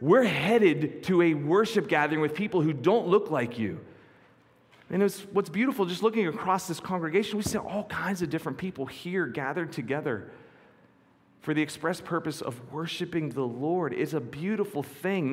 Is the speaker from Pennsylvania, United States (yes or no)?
yes; near Quecreek, western Pennsylvania, United States; just outside my hometown, there was a terrible mining accident